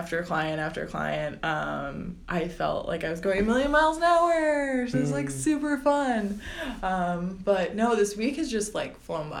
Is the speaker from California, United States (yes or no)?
no; New Jersey, United States; I'm from Jersey